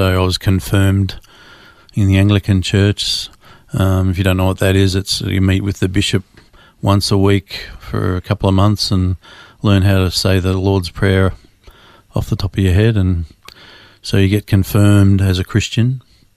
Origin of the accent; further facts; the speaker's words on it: Melbourne, Victoria, Australia; Born and raised in Melbourne, Australia. Born to a family in Mount Waverley